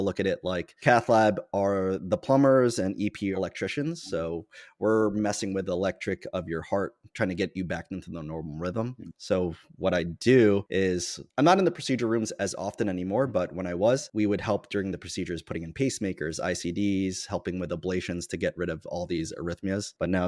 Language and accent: English; New York, United States; I am from New York.